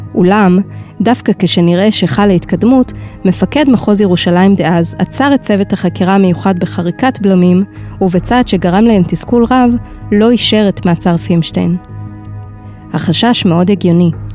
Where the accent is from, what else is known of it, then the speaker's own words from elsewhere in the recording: Jerusalem, Jerusalem District, Israel; כירושלמים למודי ניסיון